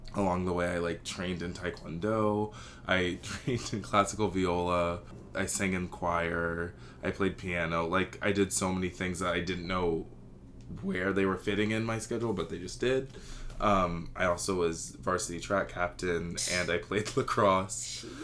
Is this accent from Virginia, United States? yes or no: yes; Richmond, Virginia, United States; moved away as an adult; now in New York, United States; I grew up in Richmond, Virginia